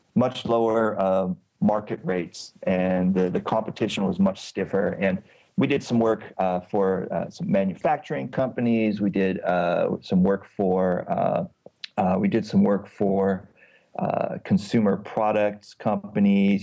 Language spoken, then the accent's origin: English; California, United States; moved away as an adult; also born or lived in Washington State; now in Istanbul, Turkey; I am a Californian who lived many years in Washington State, and now I live in Istanbul, Turkey